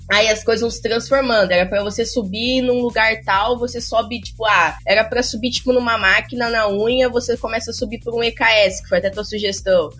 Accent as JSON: {"language": "Portuguese", "region": "São Paulo", "country": "Brazil", "also_born_or_lived": "Porto Alegre", "moved": "as an adult", "lives_now": "Rio de Janeiro, Brazil", "said": "eu sou paulista"}